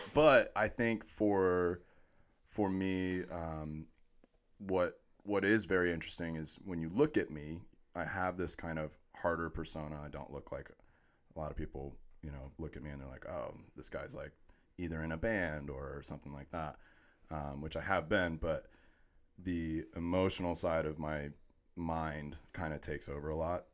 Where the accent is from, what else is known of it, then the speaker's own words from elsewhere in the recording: Orlando, Florida, United States; I was born and raised in Orlando.